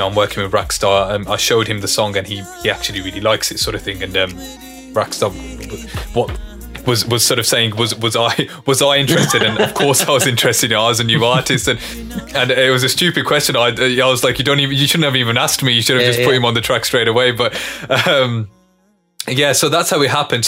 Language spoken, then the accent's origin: English; England, United Kingdom; growing up in England, having all these, you know, inspirations growing up from Punjabi, from Hindi, from mainstream English music